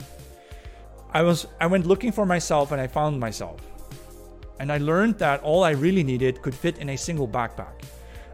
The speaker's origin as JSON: {"language": "English", "area": "the Catholic South of the Netherlands", "region": "southern Netherlands", "country": "Netherlands", "tie": "born or raised there", "also_born_or_lived": "Germany / Sweden / Hungary", "moved": "as an adult", "said": "I was born and raised in the Catholic South of the Netherlands"}